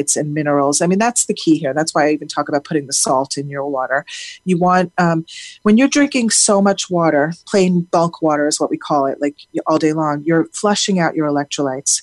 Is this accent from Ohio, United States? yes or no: no; South Florida, United States; I grew up in South Florida